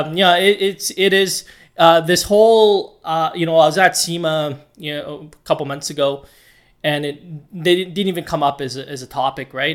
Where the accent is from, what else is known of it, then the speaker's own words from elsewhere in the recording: Edmonton, Alberta, Canada; started off in Alberta, in Edmonton specifically, which is my hometown